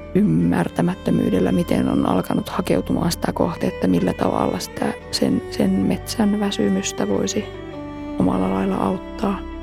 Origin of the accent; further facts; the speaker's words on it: Keväjärvi, Lapland, Finland; minä olen kotoisin sellaista kylästä kuin Keväjärvi